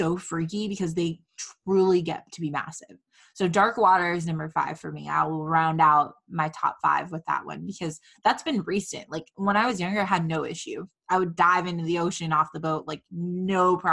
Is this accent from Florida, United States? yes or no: yes; Fort Myers, Florida, United States; now in Orlando, United States; growing up in Fort Myers